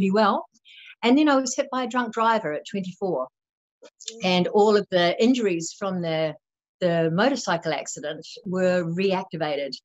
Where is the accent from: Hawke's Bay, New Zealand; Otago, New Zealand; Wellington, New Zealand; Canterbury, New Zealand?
Wellington, New Zealand; moved away as an adult; also born or lived in Sydney, Australia; I'm from New Zealand. I was raised in the valley where Rivendell was filmed in Lord of the Rings